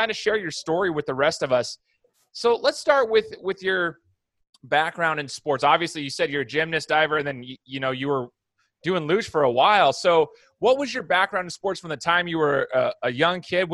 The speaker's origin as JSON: {"language": "English", "region": "Idaho", "country": "United States", "tie": "born or raised there", "said": "from where I'm from Idaho"}